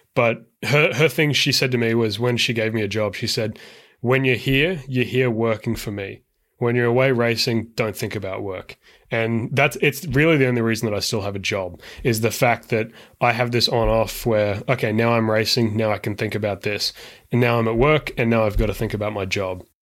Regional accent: Brisbane, Queensland, Australia; now in San Francisco, United States; I am originally from Australia, but now I live in San Francisco

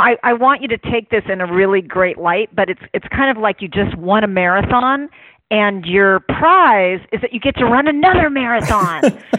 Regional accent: Oakland, California, United States; I'm born and raised in my city. I have just been madly in love with Oakland all my life.

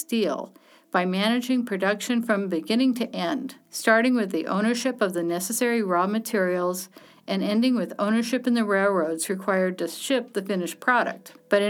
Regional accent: Indiana, United States; now in Connecticut, United States; My home state of Indiana

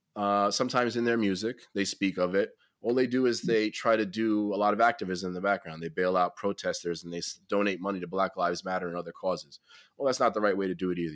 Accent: United States; as an American

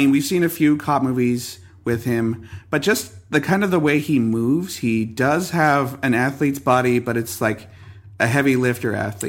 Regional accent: Canada; I'm from Canada.

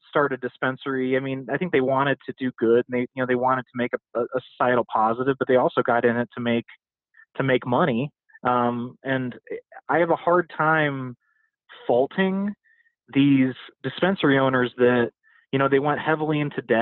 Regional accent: Midwest, United States; I come from the Midwest. I come from the industrial, you know, formerly unionized Midwest

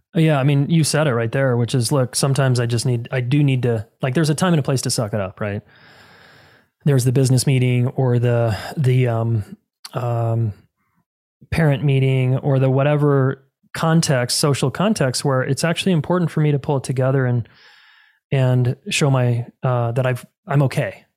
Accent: Salt Lake City, Utah, United States; moved away as an adult; now in Colorado, United States; I was born and raised in Salt Lake City, Utah

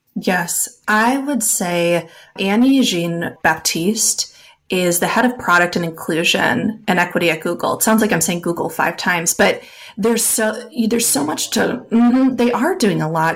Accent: Wisconsin, United States; I am from Wisconsin. You cannot shake the cheese out of a Wisconsin girl.

